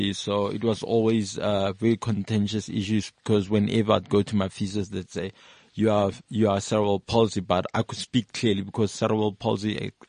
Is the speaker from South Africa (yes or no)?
yes; Rustenburg, North West, South Africa; also born or lived in Soweto / Mahikeng / Pretoria / Hartbeespoort Dam; No, I was born in Soweto. Yeah. Then, we're from Rustenburg, so I grew up in Rustenburg. But, pretty much grew up in boarding school, so I don't have really place in Kekare. No, that's my home, you know? Yeah. Grew up in boarding schools.